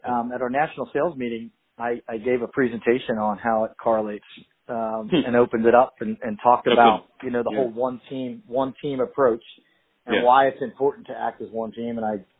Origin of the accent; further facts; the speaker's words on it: southern New Jersey, United States; Grew up in southern New Jersey pretty much my whole life.